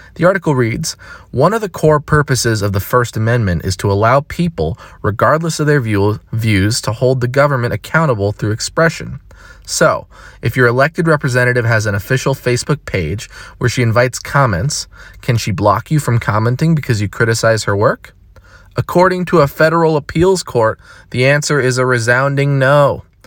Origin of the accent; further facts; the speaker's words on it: Eugene, Oregon, United States; Eugene, Oregon, my hometown that I love deeply